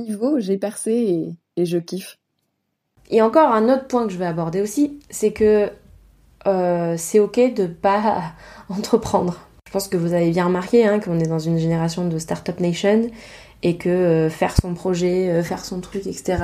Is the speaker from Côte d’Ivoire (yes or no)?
no; Provence-Alpes-Côte d'Azur, France; accent: Provence; j'ai un accent Provence